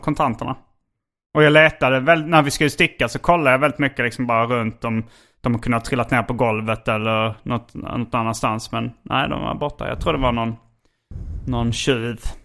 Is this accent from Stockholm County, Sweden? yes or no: no; Hjärup, Skåne, Sweden; när jag var liten och bodde i Hjärup